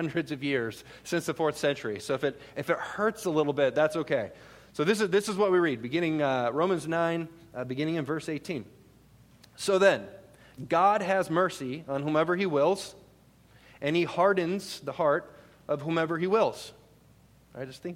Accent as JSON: {"language": "English", "region": "Minnesota", "country": "United States", "moved": "yes", "said": "I'm originally from Minnesota, and my wife and I actually lived up in the Twin Cities for a while"}